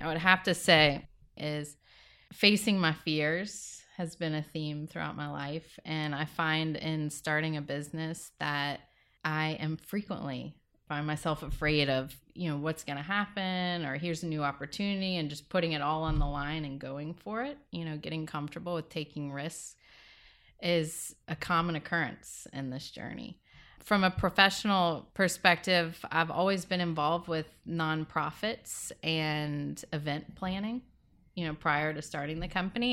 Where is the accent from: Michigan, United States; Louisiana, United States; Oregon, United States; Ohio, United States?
Louisiana, United States; moved away; I am originally from Louisiana. I grew up, uh, on the bayou.